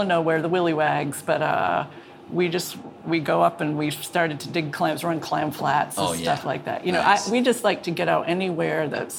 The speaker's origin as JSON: {"language": "English", "town": "Hiram", "region": "Maine", "country": "United States", "tie": "born or raised there", "said": "I am from Maine. I'm actually 11th generation Maine on both sides, mother and father. I grew up in Hiram, which is just about 35 miles west of Portland."}